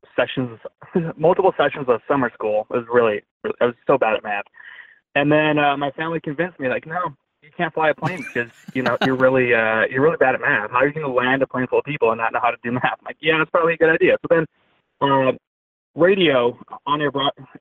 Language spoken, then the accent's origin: English; Glendale Heights, Illinois, United States; now in Los Angeles, United States; I'm from a suburb called Glendale Heights in the suburbs of Chicago